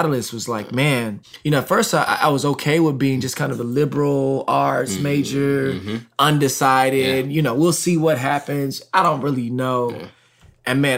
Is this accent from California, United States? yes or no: no; Texas, United States; I'm from Texas.